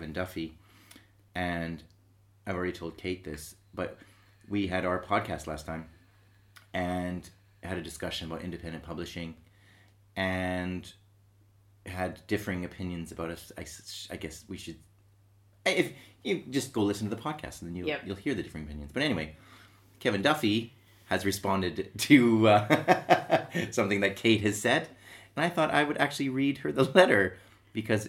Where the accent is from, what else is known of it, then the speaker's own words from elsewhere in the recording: Manchester, North West England, United Kingdom; I'm from South Manchester. I live in South Manchester